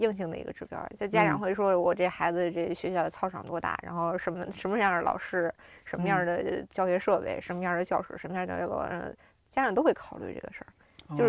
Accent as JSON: {"language": "Chinese", "town": "Xicheng", "region": "Beijing", "country": "China", "tie": "born or raised there", "said": "西城，我小时候在西城，就是全区最差的那个小学。"}